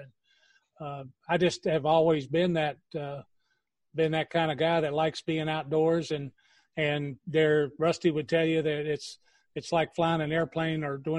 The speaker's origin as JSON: {"language": "English", "town": "Bristol", "region": "Virginia", "country": "United States", "tie": "born or raised there", "said": "I grew up in Bristol and the rural side of Bristol in Virginia, and grew up on a farm"}